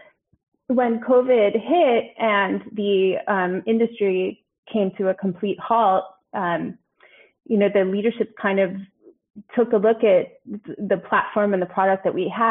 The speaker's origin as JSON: {"language": "English", "region": "New York", "country": "United States", "moved": "as an adult", "lives_now": "Düsseldorf, Germany", "said": "I am a New Yorker"}